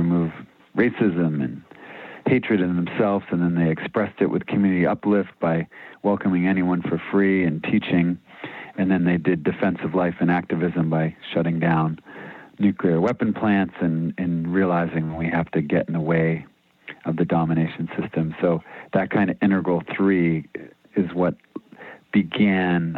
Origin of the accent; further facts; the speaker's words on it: Gloucester, Massachusetts, United States; moved away as an adult; also born or lived in Missouri; now in Maine, United States; I grew up in Gloucester, Massachusetts, public school outside of Boston